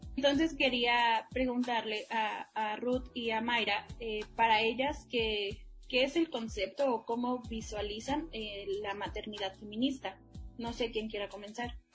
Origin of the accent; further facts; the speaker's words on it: Mexico; quienes somos como mexicanos